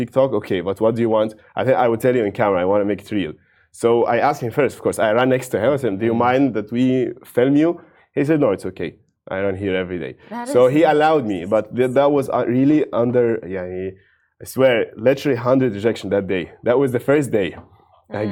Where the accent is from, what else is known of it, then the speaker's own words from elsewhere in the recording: Cairo, Cairo Governorate, Egypt; English is a second language; moved away as an adult; also born or lived in St. Petersburg, Russia; now in Dubai, United Arab Emirates; I'm originally from Cairo